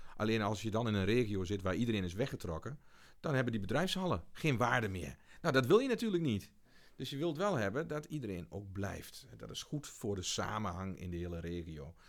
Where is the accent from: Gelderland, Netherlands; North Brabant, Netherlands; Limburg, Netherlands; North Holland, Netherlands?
Gelderland, Netherlands; Beek; also born or lived in Achterhoek; Ik kom van oorsprong uit Beek, gemeente Montferland